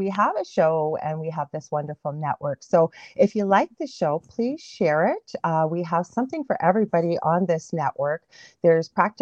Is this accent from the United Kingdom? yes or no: no; Canada; I'm a Canadian clairvoyant medium